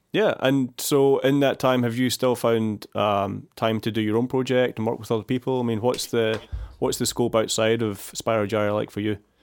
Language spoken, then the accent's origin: English; just outside Glasgow, Scotland, United Kingdom; moved away as an adult; now in Melbourne, Australia; I'm originally from Scotland. I'm from just outside Glasgow